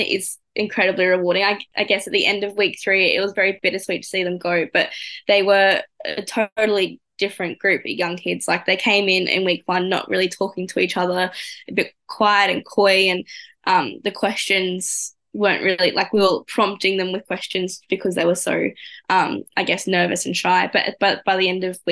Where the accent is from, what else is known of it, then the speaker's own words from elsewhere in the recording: Emerald, Queensland, Australia; growing up in Emerald, I knew a lot of them